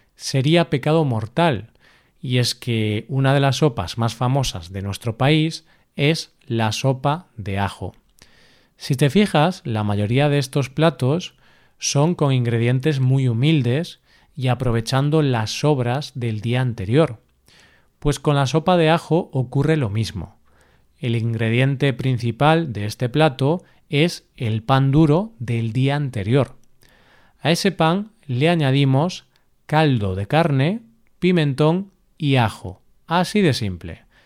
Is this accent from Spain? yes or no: yes; Galicia, Spain; el cocido gallego, que es el de mi tierra